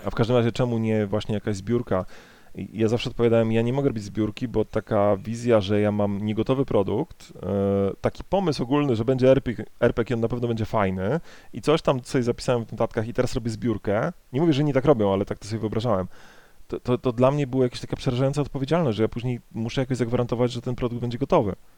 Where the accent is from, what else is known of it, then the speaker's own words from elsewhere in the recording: Poland; z mojej polskiej perspektywy